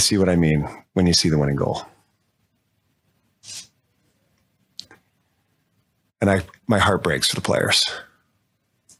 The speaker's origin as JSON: {"language": "English", "country": "Canada", "tie": "born or raised there", "said": "being a Canadian kid growing up"}